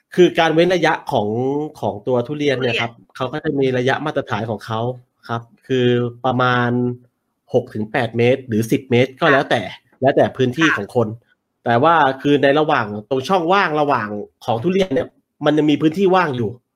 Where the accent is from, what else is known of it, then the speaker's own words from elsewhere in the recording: Chanthaburi, Thailand; moved away as an adult; also born or lived in Bangkok; ผมโตแล้วก็เรียนจบที่จันทบุรี แต่ว่าขึ้นไปทำงานที่กรุงเทพ